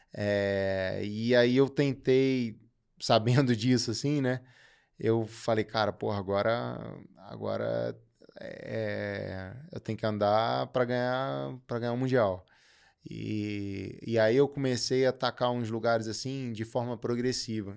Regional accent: Brazil

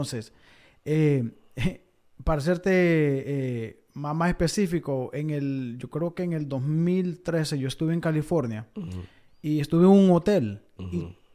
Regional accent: Honduras; moved away; Cuando, cuando yo vine de Honduras, creo yo que el dólar estaba como a, a 19 18

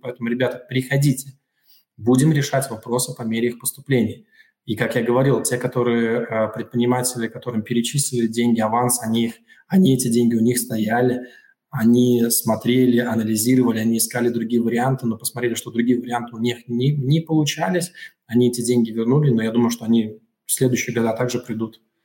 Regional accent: Daugavpils, Latvia; also born or lived in Riga; я вернулся э, в 2019 году, э, вернулся в, в родной город

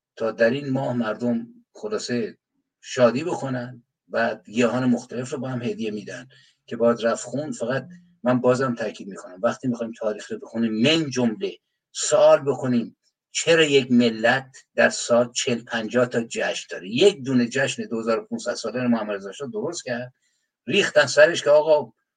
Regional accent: Iran; یک تکه از خاک زمینم که تو ایران متولد شدم

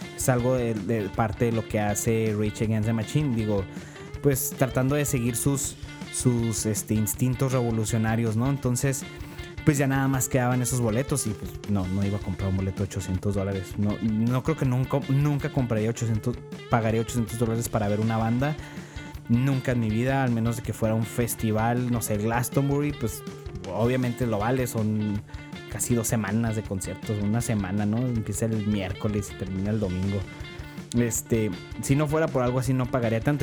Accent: northern Mexico, Mexico; accent: norteño; mi acento es norteño

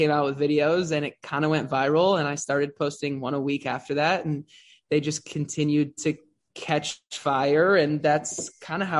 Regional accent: West Hollywood, California, United States; I grew up in West Hollywood

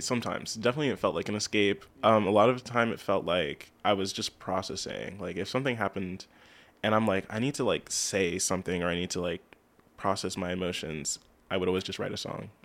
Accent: Lebanon, United States; also born or lived in Lancaster; I was born in Lancaster, but I've, I've lived here my whole life in Lebanon

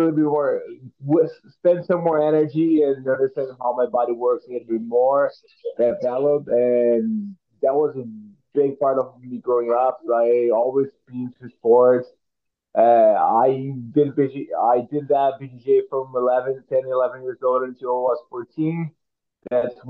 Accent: Presidente Prudente, São Paulo, Brazil; English is a second language; moved away as an adult; now in Vancouver, Canada; growing up in Brazil, we do not do much American football

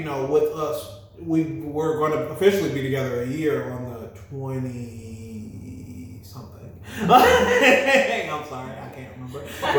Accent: Miami, Florida, United States; also born or lived in Birmingham, Alabama; She's from Mobile. I'm from Miami and Birmingham.

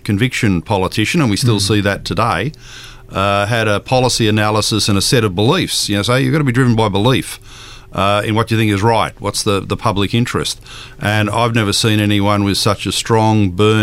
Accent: Sydney, New South Wales, Australia; I grew up in Green Valley

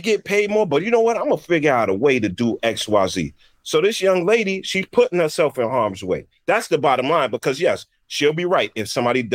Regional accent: New York City, New York, United States; I'm from the Bronx

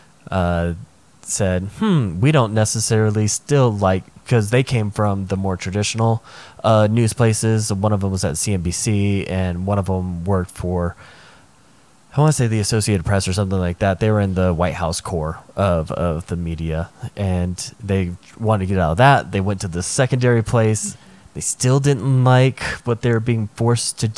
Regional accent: United States

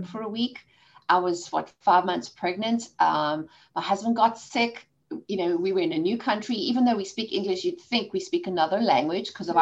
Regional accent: South Africa; accent: South African; moved away; I've got a South African accent. I was born and raised in South Africa

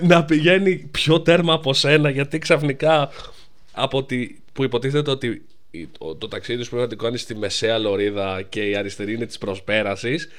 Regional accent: Greece; όλοι σαν Έλληνες

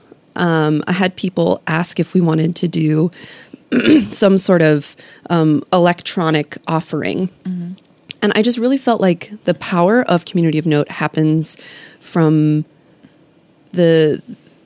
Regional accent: Kansas City, Missouri, United States; moved away as an adult; now in Baton Rouge, United States; I'm originally from Kansas City, Missouri

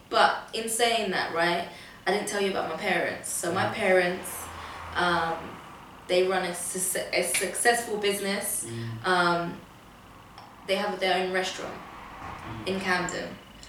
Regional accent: Portugal; born there; I was born in Portugal

